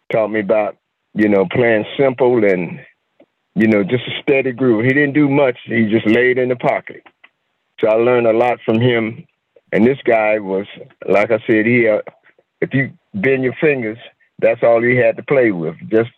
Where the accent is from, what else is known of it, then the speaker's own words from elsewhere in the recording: Asheville, North Carolina, United States; also born or lived in Durham, North Carolina; I'm from North Carolina originally. Originally Asheville, up in the mountains of North Carolina.